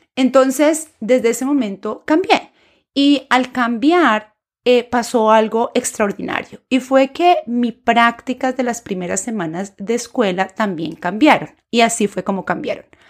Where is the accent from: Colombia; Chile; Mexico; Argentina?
Colombia; first language Spanish; moved away as an adult; now in United States; profesora de español nacida en Colombia y actualmente viviendo en los Estados Unidos.